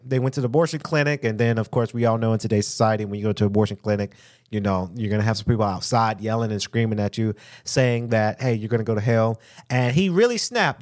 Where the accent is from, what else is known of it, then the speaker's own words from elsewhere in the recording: United States; us African American